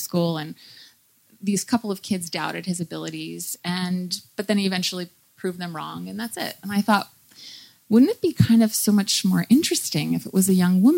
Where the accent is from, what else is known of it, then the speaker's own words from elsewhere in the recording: New York, United States; I'm from the United States. I grew up in New York